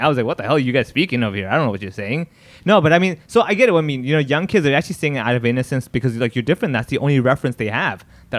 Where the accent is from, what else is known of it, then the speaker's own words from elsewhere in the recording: Hong Kong; give talks about basically like my growing up in Hong Kong